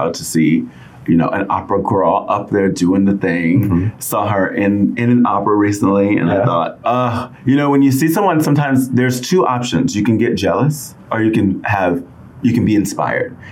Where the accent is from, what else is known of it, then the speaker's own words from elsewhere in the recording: Houston, Texas, United States; moved away; I am originally from Houston, Texas